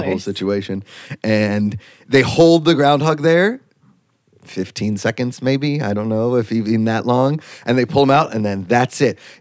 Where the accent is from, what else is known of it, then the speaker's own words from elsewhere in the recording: Pennsylvania, United States; I grew up in Pennsylvania, so Punxsutawney's not far away